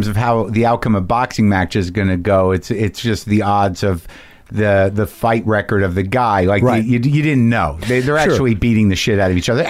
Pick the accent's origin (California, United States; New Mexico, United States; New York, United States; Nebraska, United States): New Mexico, United States; Albuquerque; moved away; where I grew up in Albuquerque